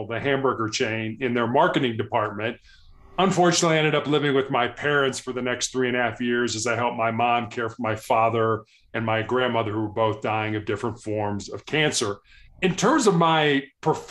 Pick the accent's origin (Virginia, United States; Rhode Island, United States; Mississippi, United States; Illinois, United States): Illinois, United States; Chicago; I was born and raised in Chicago, which is probably the third largest city here in the United States